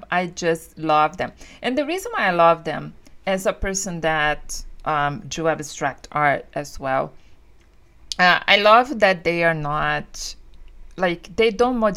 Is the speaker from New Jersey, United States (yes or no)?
yes; New Jersey, United States; and there is also that thing because I say that I was from Central Jersey when I was there.